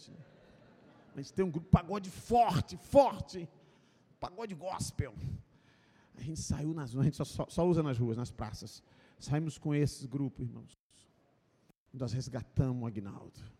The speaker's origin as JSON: {"language": "Portuguese", "region": "Rio de Janeiro", "country": "Brazil", "moved": "as an adult", "lives_now": "Barra de São Francisco, Brazil", "said": "Eu vim do Rio de Janeiro, estou só há cinco anos aqui"}